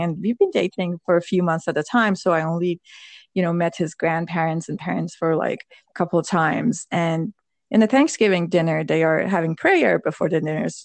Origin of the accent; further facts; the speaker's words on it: Iran; moved away as an adult; now in United States; I was born in Iran.